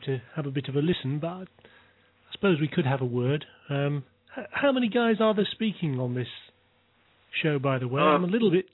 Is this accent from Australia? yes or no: no; United Kingdom; I'm from the UK, of course, as you can probably tell by my accent